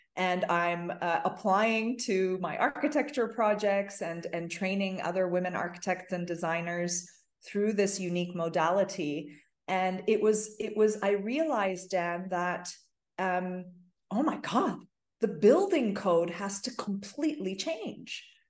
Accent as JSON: {"language": "English", "town": "Toronto", "region": "Ontario", "country": "Canada", "tie": "born or raised there", "said": "I grew up in Toronto"}